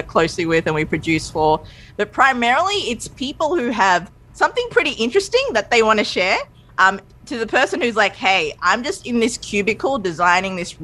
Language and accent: English; Australia; also born or lived in Sri Lanka; I'm from Sri Lanka. I was born there. We moved to Australia when I was two.